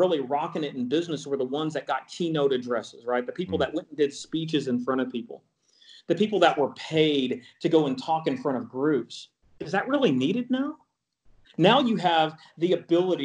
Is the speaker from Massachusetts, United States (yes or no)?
no; Texas, United States; I'm from Texas